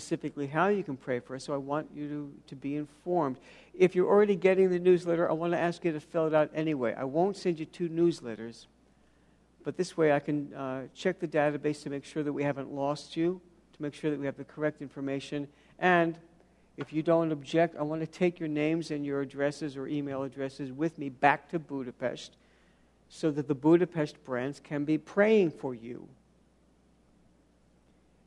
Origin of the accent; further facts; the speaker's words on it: New York City, New York, United States; I grew up in New York City.